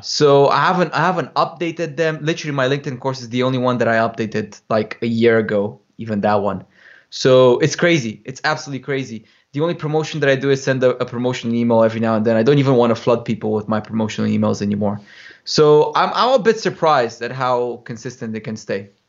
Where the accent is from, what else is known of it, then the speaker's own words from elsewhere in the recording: Romania; moved away as an adult; also born or lived in United Kingdom; I grew up in Romania